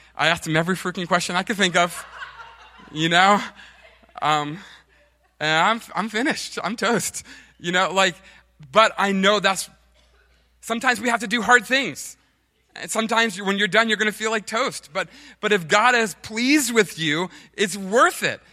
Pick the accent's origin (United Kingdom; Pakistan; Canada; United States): United States